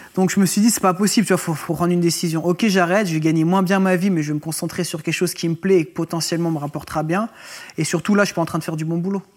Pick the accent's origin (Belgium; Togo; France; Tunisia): France; Roanne, Auvergne-Rhône-Alpes; j'étais originaire de Rouen et sur Rouen.